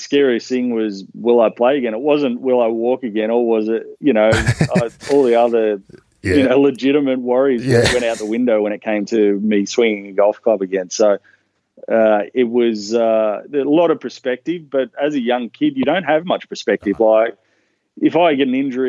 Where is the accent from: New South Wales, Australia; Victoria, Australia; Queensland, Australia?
New South Wales, Australia; Newcastle; also born or lived in Melbourne; I was born in Melbourne. So my family was living in Melbourne, but when I was about 3 or 4, my dad got a job in a seafood company in Newcastle, and we all migrated down to Newcastle